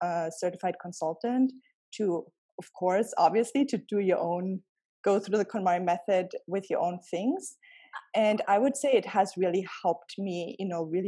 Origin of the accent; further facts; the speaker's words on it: around Munich, Bavaria, Germany; moved away as an adult; also born or lived in Cleveland, Ohio; now in New York City, United States; I grew up around the city of Munich, and I came to the United States about 10 years ago